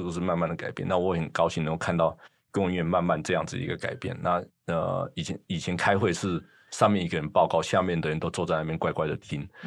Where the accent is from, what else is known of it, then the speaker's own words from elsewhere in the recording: Taiwan; moved away as an adult; also born or lived in United States; 我们从台湾来的学生